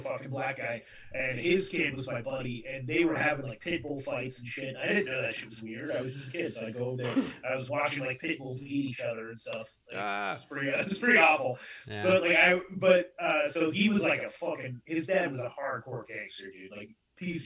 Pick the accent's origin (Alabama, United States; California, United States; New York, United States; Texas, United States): California, United States; I grew up in California